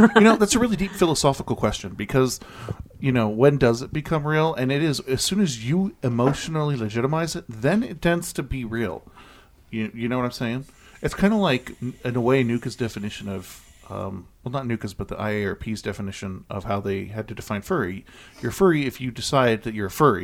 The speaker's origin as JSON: {"language": "English", "region": "Texas", "country": "United States", "tie": "born or raised there", "said": "my hometown in Texas"}